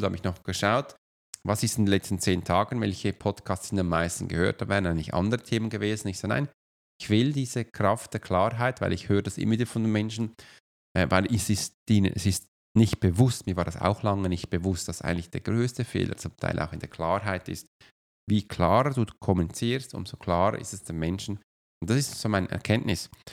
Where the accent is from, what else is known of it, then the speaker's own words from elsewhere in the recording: Switzerland; wenn ich als Schweizer nach Deutschland komme